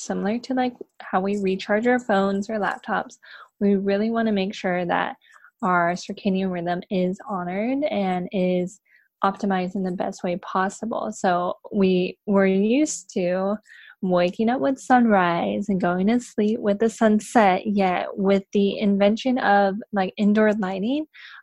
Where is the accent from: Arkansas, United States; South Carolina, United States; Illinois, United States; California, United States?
California, United States; San Diego; now in Los Angeles, United States; I am born and raised in San Diego